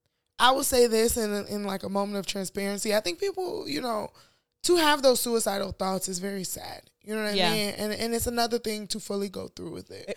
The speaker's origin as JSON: {"language": "English", "town": "Chicago", "region": "Illinois", "country": "United States", "said": "as a Chicagoan in this snow."}